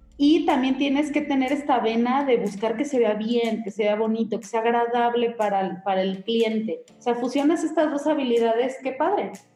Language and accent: Spanish; Mexico; todos los mexicanos tuviéramos